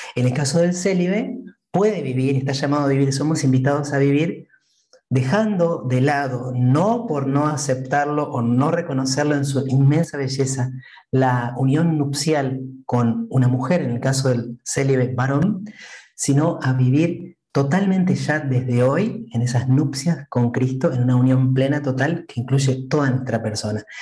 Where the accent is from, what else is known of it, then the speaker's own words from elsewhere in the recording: Entre Ríos, Argentina; yo soy argentino, como dijiste, soy de mm, la provincia de Entre Ríos, que está en el centro del país. Soy oriundo de un muy pequeño pueblo